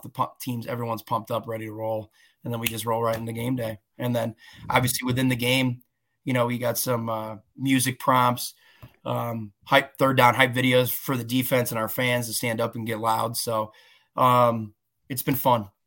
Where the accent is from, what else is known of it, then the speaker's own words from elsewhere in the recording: Des Plaines, Illinois, United States; I born and raised in Des Plaines